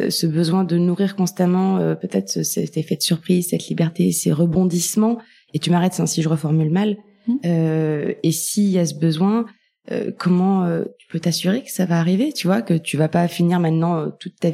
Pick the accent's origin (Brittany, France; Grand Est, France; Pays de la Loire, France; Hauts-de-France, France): Pays de la Loire, France; Nantes; j'ai grandi à Nantes, je confirme.